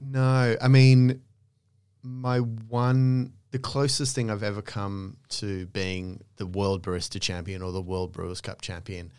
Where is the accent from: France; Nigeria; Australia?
Australia; moved away as an adult; also born or lived in London; I was from Australia